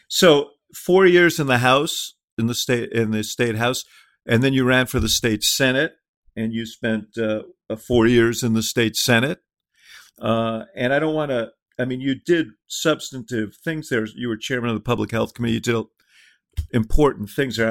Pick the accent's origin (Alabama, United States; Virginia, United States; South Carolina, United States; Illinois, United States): Illinois, United States; Chicago; my hometown of Chicago